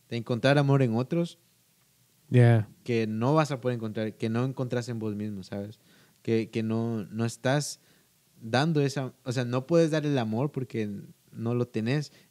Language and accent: Spanish; Guatemala; pues creo que todos saben que soy de Guatemala, eh, por mi verdad. No hablo como guatemalteco, pero...